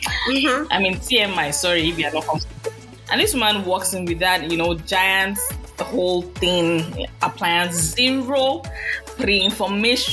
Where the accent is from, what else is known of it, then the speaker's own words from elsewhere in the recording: Nigeria; moved away as an adult; now in United States; I'm Nigerian.